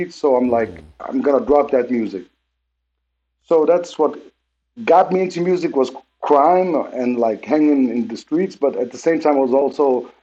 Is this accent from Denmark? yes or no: yes; Denmark; also born or lived in Lebanon; when we grew up in Denmark